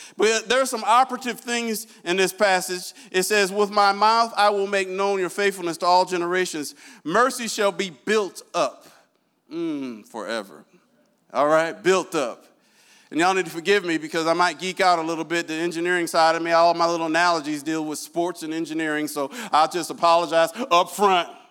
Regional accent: Iowa, United States; I'm from Iowa

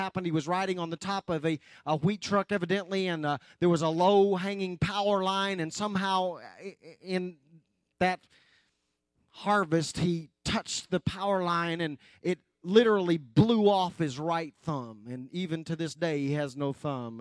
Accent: West Oklahoma, United States; I grew up in West Oklahoma

